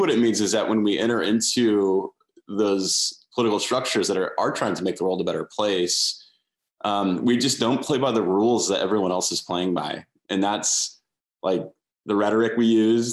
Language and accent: English; United States; I love being an American